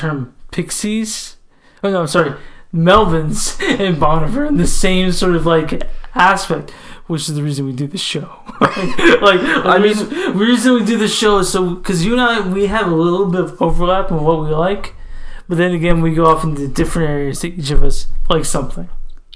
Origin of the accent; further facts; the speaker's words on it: United States; as American